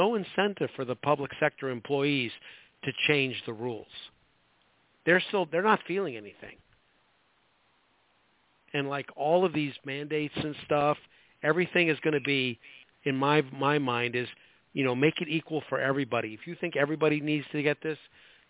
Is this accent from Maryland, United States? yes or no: no; Chicago, Illinois, United States; moved away; I'm from Chicago originally. It was, when I was growing up there, it was a great town